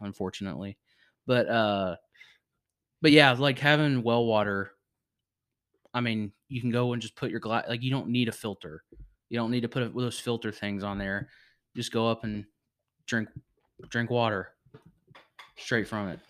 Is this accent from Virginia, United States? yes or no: yes; Virginia, United States; moved away; my hometown in Virginia.